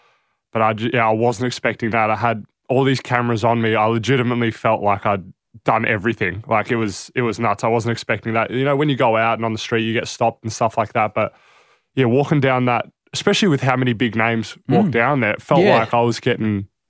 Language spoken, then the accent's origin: English; Adelaide, South Australia, Australia; born there; So both my parents are born and raised in Greece for the most part. And I was born in Adelaide and here I am.